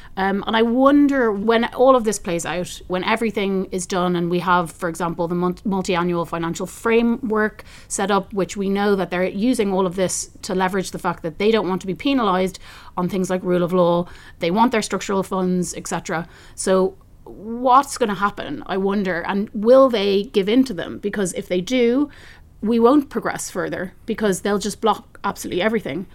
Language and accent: English; Ireland; I come from Ireland that really really benefited from European membership